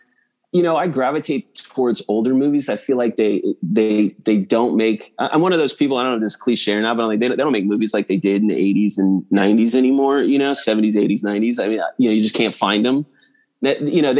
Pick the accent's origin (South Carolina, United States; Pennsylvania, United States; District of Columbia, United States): District of Columbia, United States; Washington; moved away as an adult; also born or lived in Kingston, Jamaica; now in Dallas, United States; I grew up on the East Coast. I love the DC area.